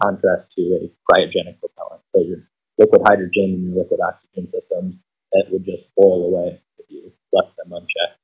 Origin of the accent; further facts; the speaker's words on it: Chicago, Illinois, United States; moved away as an adult; now in West Lafayette, United States; I grew up in the Chicagoland area. That's where I'm from